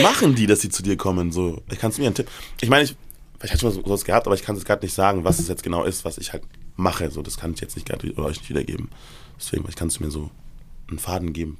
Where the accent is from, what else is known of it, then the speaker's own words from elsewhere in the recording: Erlangen, Bavaria, Germany; moved away; ich bin ja ursprünglich aus Bayern, ich komme ja aus Erlangen